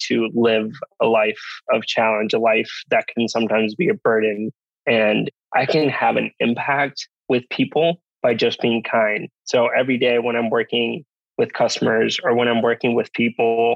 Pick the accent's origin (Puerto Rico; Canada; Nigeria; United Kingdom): Puerto Rico; San Juan; moved away as an adult; also born or lived in Rhode Island; being born and raised in San Juan, Puerto Rico